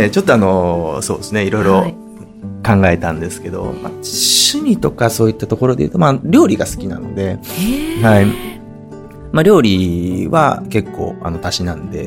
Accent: Hiroshima, Japan; 広島出身なので

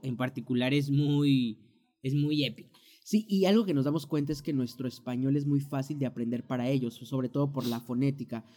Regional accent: Mexico; moved away as an adult; now in United States; nosotros como mexicanos

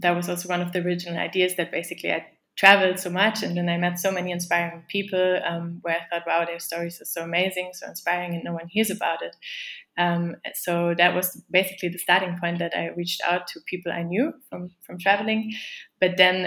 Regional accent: Germany; moved away as an adult; also born or lived in The Hague, Netherlands; I'm from Germany

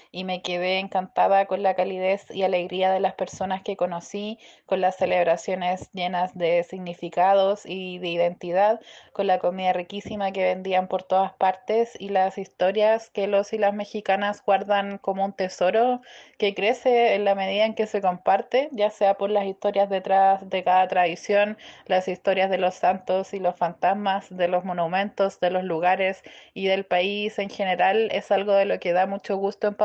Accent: Chile; yo soy socióloga de la Universidad de Chile y corresponsal del podcast en mi país.

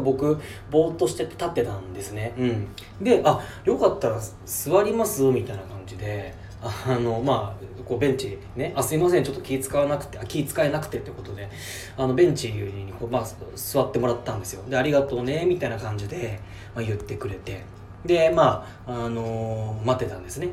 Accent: Chiba, Japan; 千葉から来たんです

